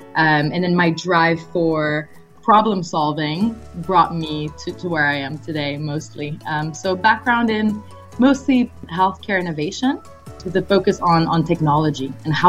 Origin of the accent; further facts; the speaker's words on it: Montreal, Quebec, Canada; born there; first language French; English is a second language; Yeah, sure. So My background is, well, I'm Canadian. I'm French-Canadian, as you may have been able to tell by the pronunciation of my name. So my mother tongue is French. I was born in Montreal.